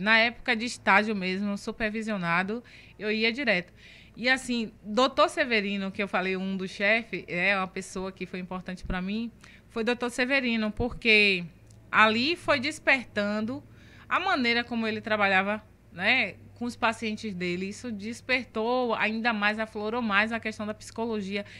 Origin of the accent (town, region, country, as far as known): Camaçari, Bahia, Brazil; born or raised there